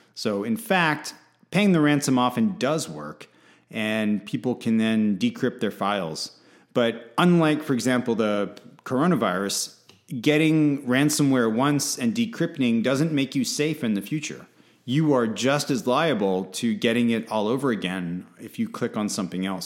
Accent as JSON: {"language": "English", "country": "United States", "said": "as an American"}